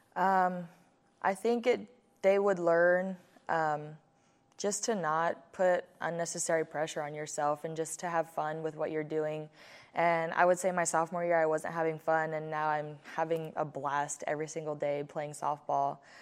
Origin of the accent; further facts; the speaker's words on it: Hawaii, United States; as I was growing up in Hawaii